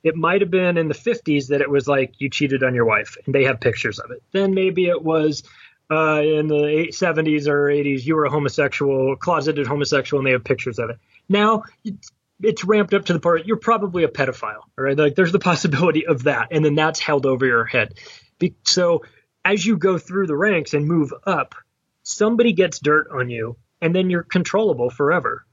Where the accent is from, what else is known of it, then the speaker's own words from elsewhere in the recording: United States; I am an American